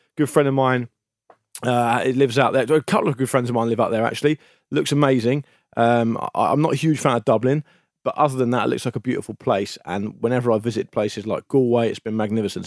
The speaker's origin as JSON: {"language": "English", "country": "United Kingdom", "tie": "born or raised there", "said": "the radio station I used to listen to growing up on the South Coast"}